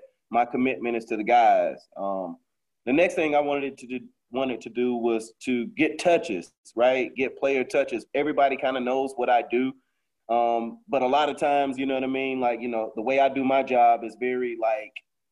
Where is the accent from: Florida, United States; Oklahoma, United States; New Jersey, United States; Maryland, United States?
Florida, United States; Fort Lauderdale; I'm from Lauderdale